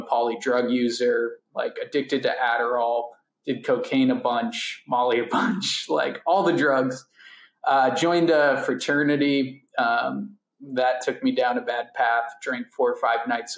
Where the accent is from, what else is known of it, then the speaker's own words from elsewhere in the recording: Cleveland, Ohio, United States; I grew up in Cleveland, Ohio